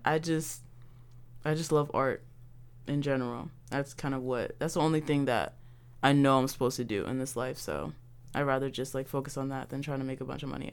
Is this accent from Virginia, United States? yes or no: no; Baltimore, Maryland, United States; I'm from Baltimore, and I grew up in Baltimore